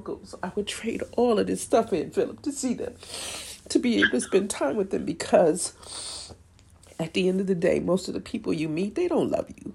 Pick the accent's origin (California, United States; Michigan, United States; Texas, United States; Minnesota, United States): Michigan, United States; Detroit; moved away; I'm not in the city that I was born. I'm in a completely different place. And I do have family here, you know, people who have my back. But when you talk about where I'm from the D